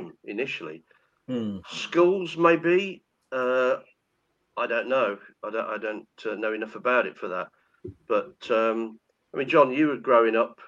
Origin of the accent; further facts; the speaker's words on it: Nuneaton, West Midlands, United Kingdom; I grew up in Nuneaton with when the West Indian guys came over.